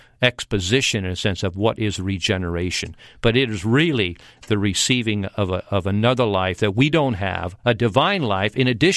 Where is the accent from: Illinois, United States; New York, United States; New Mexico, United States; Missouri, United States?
Illinois, United States; near Chicago; I grew up near Chicago